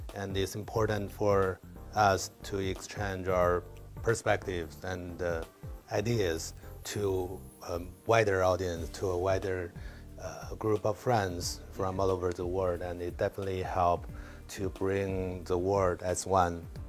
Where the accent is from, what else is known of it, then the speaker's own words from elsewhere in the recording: Beijing, China; Beijing is my hometown and uh, it's where I grew up